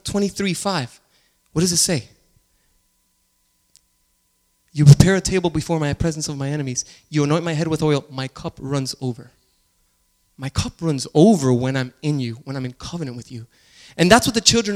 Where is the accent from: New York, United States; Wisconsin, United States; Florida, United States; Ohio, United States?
Florida, United States; Miami; I grew up in Miami